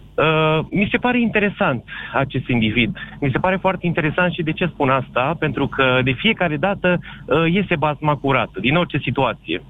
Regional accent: Mehedinți County, Romania; vin de undeva din zona din care veni și dumneavoastră, să zic așa, mehedinți

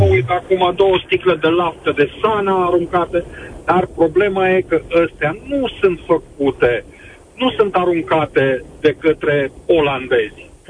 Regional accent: Romania; Nu știm, nu vrem să ne respectăm unul pe celălalt. Nu știm să ne iubim unul pe celălalt ca români.

